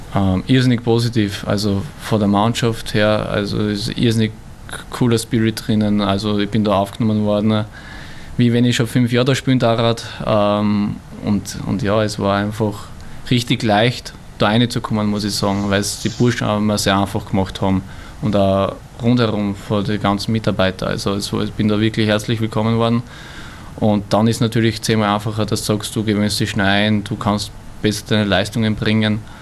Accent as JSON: {"language": "German", "region": "Burgenland", "country": "Austria", "tie": "born or raised there", "also_born_or_lived": "Vienna", "said": "gebürtiger Wiener, ich fühle mich da eher als Burgenländer"}